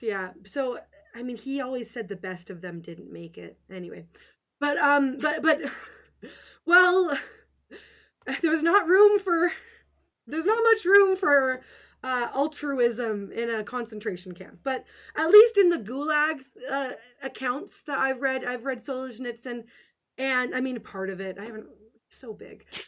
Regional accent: Western Canada, Canada; I'm just a nice little Canadian girl

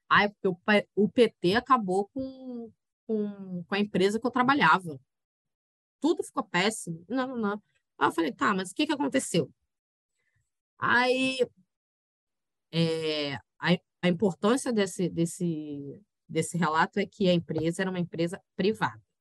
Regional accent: Rio de Janeiro, Brazil; de Janeiro é uma instituição falida que tá foda de, de aguentar e de, de sustentar, né, em dizer que sou carioca.

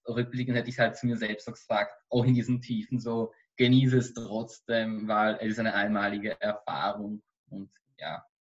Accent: Austria; warum ich als Österreicher überhaupt in einem jüdischen Holocaust-Museum arbeite.

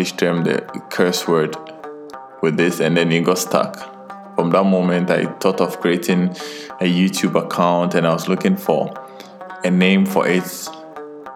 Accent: Ghana; moved away; also born or lived in Qatar; I'm a Ghanaian by birth

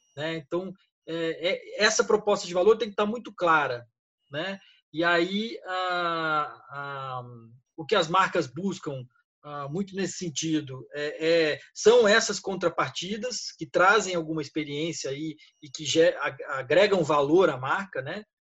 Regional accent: São Paulo, Brazil; moved away as an adult; now in Rio de Janeiro, Brazil; eu sou paulista, mas moro no Rio há 20 anos

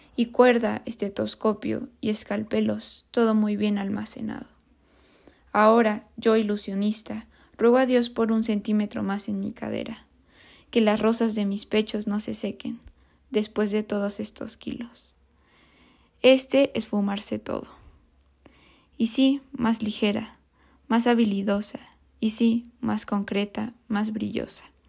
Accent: Mexico; nosotros como mexicanos

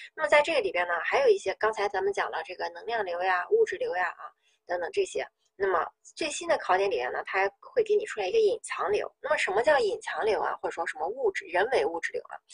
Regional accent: Northeast China, China; 我们东北人喜欢这个搓澡

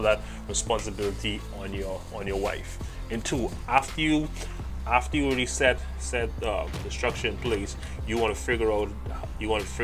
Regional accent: Bahamas; I'm from the Bahamas

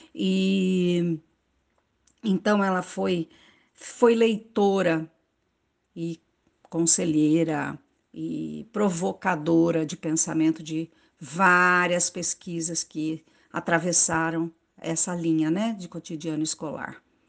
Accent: Pantanal, Mato Grosso do Sul, Brazil; moved away; eu nasci e vivi no Pantanal, Mato Grosso do Sul.

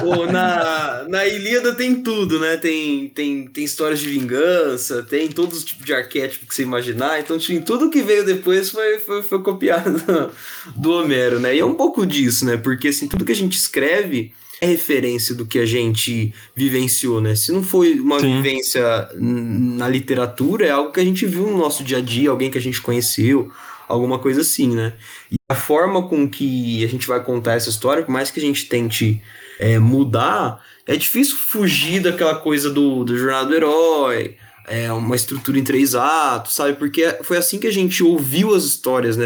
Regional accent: Ribeirão Preto, São Paulo, Brazil; Eu sou de Ribeirão Preto, interior de São Paulo

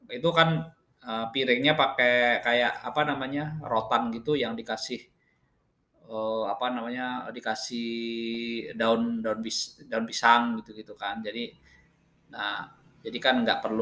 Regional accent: Wonogiri, Central Java, Indonesia; now in Jakarta, Indonesia; kemarin saya pulang kampung, terus saya pulang kampung balik ke Jakarta itu saya naik kereta. Nah, dari kampung saya di Wonogiri ke Madiun itu sekitar satu jam

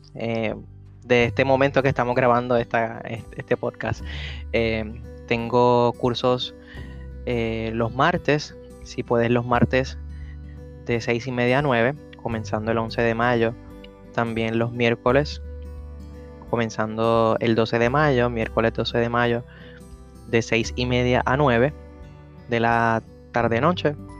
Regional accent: Puerto Rico; nosotros somos boricuas o latinos

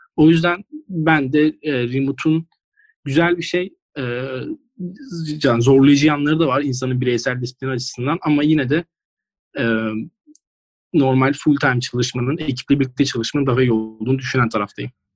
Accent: İzmir, Turkey; also born or lived in Giresun (ancestry) / Ayvalık; İzmirli ama aslen Giresunlu.

